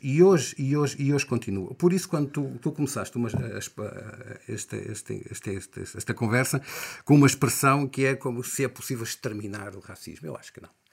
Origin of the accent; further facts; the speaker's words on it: Angola; now in Portugal; sempre me assumi como angolano